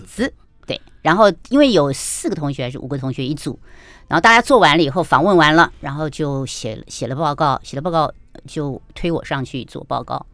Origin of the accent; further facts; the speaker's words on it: Taoyuan, Taiwan; also born or lived in Kaohsiung, Taiwan; 我们眷舍，眷舍被我们分在桃园，也是个乡下